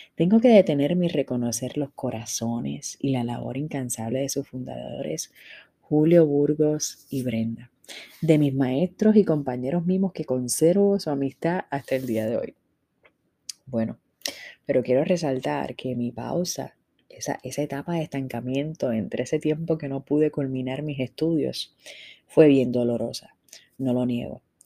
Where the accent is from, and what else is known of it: Puerto Rico